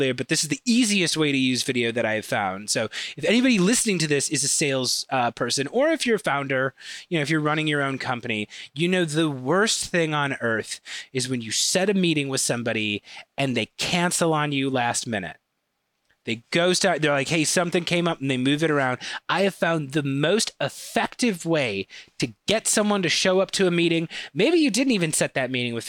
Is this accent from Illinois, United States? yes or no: yes; Chicago, Illinois, United States; accent: thick Chicago; I've got a very thick Chicago accent